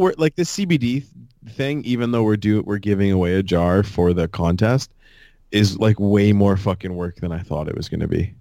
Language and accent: English; Fort Erie, Ontario, Canada; growing up in Fort Erie